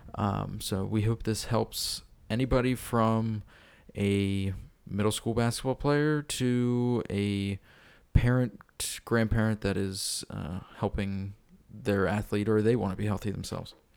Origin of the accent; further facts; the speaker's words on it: York, Pennsylvania, United States; I grew up in York, uh, currently live in York and work in York